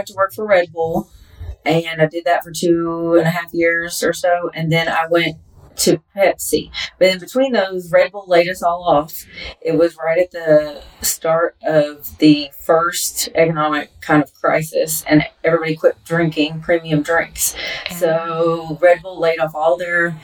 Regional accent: Lexington, Kentucky, United States; I'm originally from Lexington, Kentucky

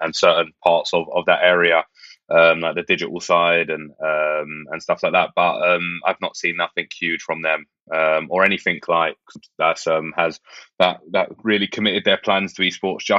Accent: London, United Kingdom; Peckham, where I grew up in Southeast London.

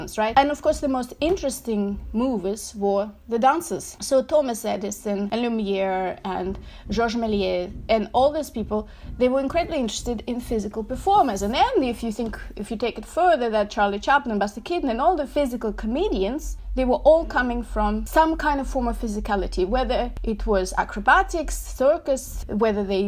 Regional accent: Moscow, Russia; moved away as an adult; now in New York, United States; Originally, I'm from Moscow, and in Moscow, I actually didn't do cinema

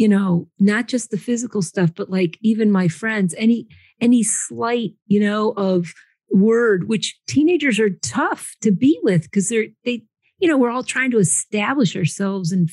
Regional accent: Connecticut, United States; also born or lived in San Antonio, Texas / Austin, Texas; I am in Connecticut. I grew up in Connecticut, but I actually took a geographical cure to Texas.

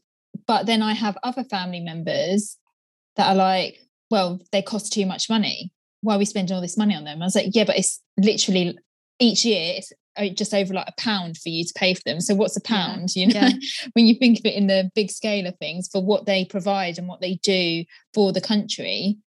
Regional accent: United Kingdom

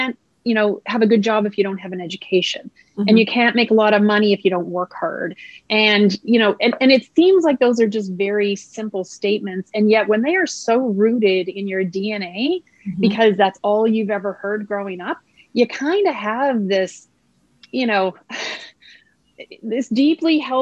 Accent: just outside of Halifax, Nova Scotia, Canada; now in Winnipeg, Canada; I was raised in just outside of Halifax, Nova Scotia

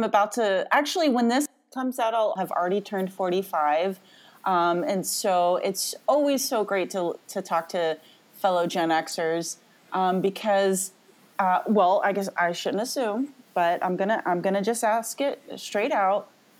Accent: Southwest, United States; I'm from the Southwest mostly.

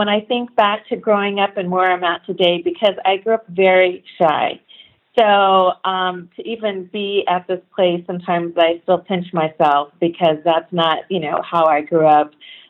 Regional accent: Sacramento, California, United States; But I grew up primarily in Sacramento. So Sacramento is my hometown.

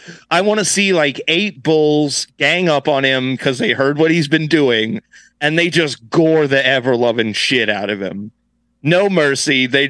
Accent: Titusville, United States; Where I grew up in Titusville

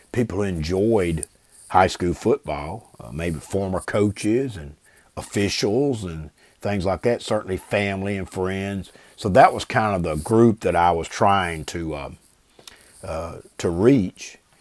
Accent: Brewton, Alabama, United States; growing up in Bruton to playing football at T R Miller in the seventies

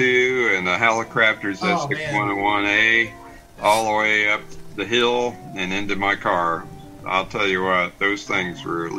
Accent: Ohio, United States; when I was growing up in Ohio, he was just down the road from me.

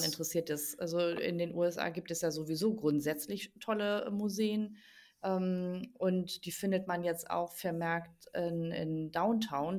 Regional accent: Germany; bei uns in Deutschland

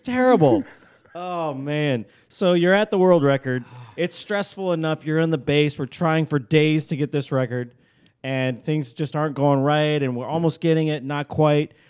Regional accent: Alaska, United States; I'm from Alaska, everybody knows I'm from Alaska.

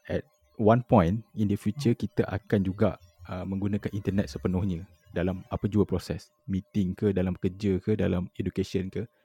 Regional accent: Kajang, Selangor, Malaysia; Aku daripada Selangor, Bangi

